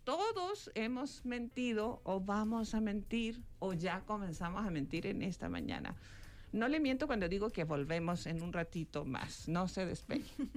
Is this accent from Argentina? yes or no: no; Chile; now in Mexico; mi país natal